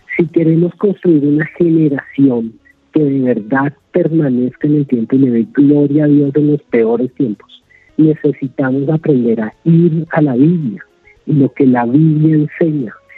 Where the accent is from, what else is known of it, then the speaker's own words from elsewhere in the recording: Colombia; como colombianos